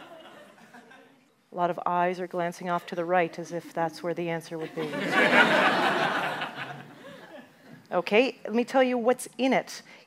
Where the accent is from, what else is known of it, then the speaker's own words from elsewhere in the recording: Canada; as a Canadian